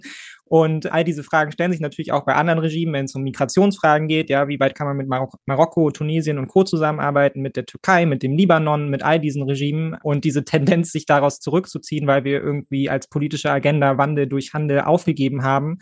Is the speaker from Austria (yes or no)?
no; Germany; als Deutsche, als Bio-Deutsche